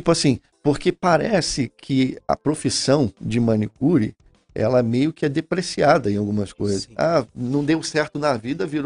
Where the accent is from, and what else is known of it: Rio de Janeiro, Brazil; accent: carioca; moved away; also born or lived in Porto Alegre